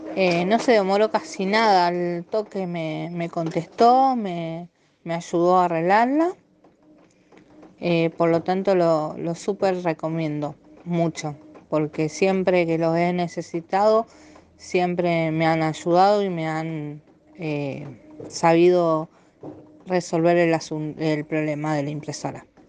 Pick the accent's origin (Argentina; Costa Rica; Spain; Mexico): Argentina; Rosario, Santa Fe; soy de Argentina, Rosario